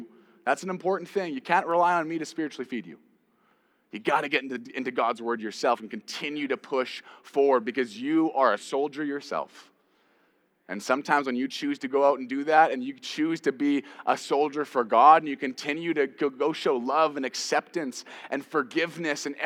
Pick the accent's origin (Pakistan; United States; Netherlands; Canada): Canada; I'm Canadian